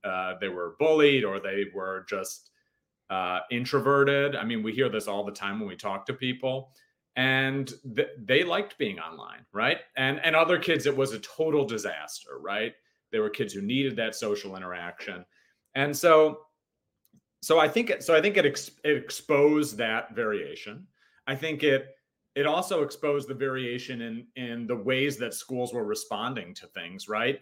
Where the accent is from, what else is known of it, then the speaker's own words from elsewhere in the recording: Hinsdale, Illinois, United States; now in Los Angeles, United States; My um, my parents moved to a town called Hinsdale, which is a suburb of Chicago, um, right before I was born